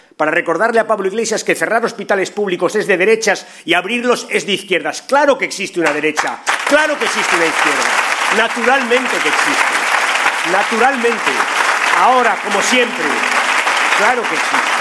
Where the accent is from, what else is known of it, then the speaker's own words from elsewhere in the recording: Spain; nos hemos reconocido como somos, españoles